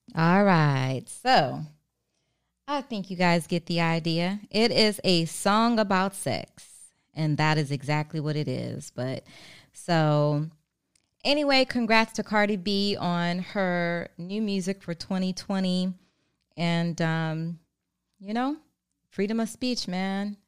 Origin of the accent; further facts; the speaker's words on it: Maryland, United States; also born or lived in Baltimore; I'm from Maryland.